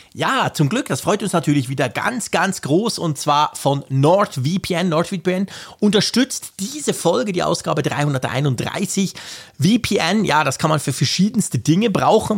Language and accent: German; Switzerland; als Schweizer